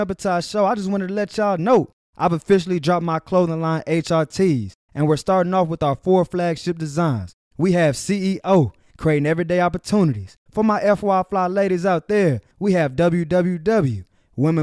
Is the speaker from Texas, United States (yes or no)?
yes; Texas, United States; I'm from Texas